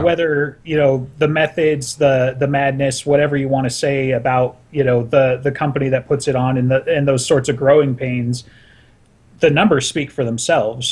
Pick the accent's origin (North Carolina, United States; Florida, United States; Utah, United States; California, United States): Utah, United States; Salt Lake City; I'm from Salt Lake City